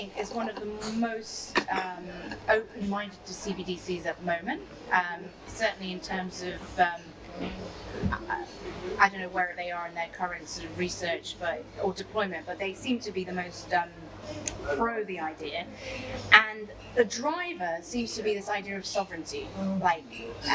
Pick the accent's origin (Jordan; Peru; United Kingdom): United Kingdom; I, as a Brit